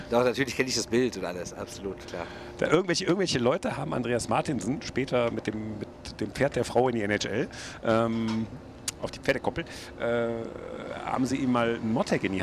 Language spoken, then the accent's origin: German; Düsseldorf, North Rhine-Westphalia, Germany; Man muss als Düsseldorfer, also, glaube ich, zugeben, dass das Potenzial inzwischen deutlich größer ist.